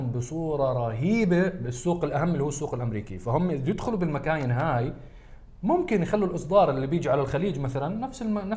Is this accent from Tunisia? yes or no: no; Jordan; انا وصهيب من الاردن وكريم من سوريا